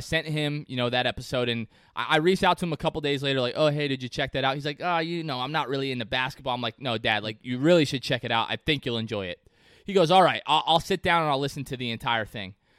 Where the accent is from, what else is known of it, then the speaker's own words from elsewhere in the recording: Port Richey, Florida, United States; my hometown of Port Ritchie, Florida